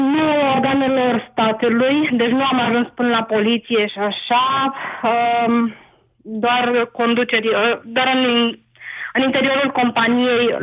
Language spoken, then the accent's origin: Romanian; Romania; moved away as an adult; now in Helsinki, Finland; Eu vă sunt din Helsinki, Finlanda, sunt plecată din 2011 uh-huh. din România.